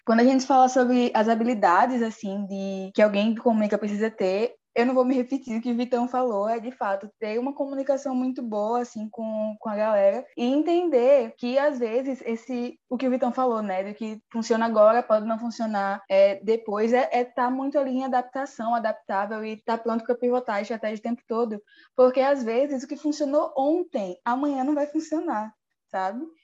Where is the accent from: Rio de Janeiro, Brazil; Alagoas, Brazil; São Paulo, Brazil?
Alagoas, Brazil; no nosso estado